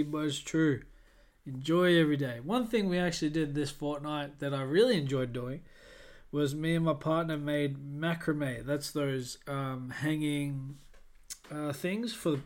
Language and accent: English; Australia; moved away; I'm Australian